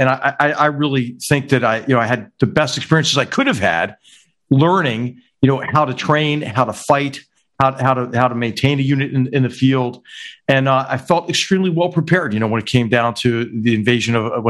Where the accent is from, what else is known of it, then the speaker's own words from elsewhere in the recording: Philadelphia, Pennsylvania, United States; when I grew up in Roxborough.